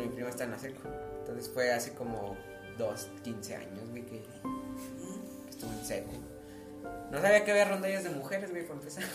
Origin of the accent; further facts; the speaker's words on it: Monterrey, Nuevo León, Mexico; soy de Monterrey